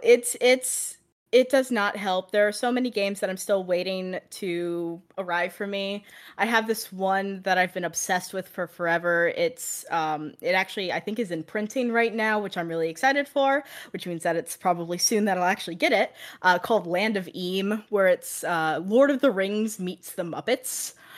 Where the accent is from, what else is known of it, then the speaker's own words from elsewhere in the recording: Ohio, United States; now in Florida, United States; I currently live in Florida, but I'm originally from Ohio